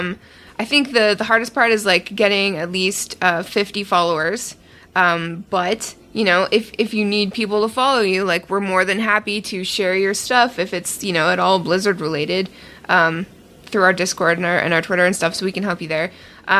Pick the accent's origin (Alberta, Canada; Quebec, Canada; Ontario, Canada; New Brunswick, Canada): Ontario, Canada; I'm from Ontario, and I'm actually from the largest maple syrup county in Ontario.